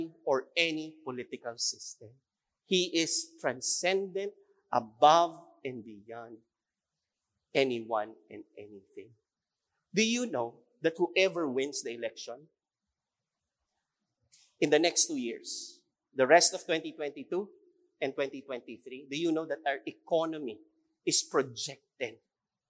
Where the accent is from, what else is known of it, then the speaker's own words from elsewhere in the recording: Philippines; that is who we are as a Filipino